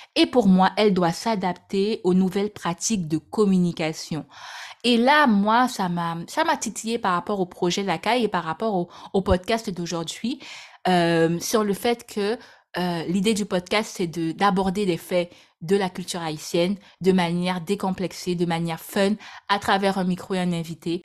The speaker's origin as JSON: {"language": "French", "country": "French Guiana", "tie": "born or raised there", "said": "Je suis née en Guyane, département très cher à mon cœur."}